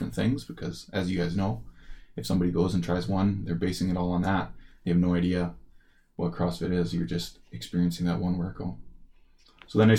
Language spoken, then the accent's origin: English; Merritt, British Columbia, Canada; now in Kamloops, Canada; Growing up in Merritt, my dad always had a couple rental properties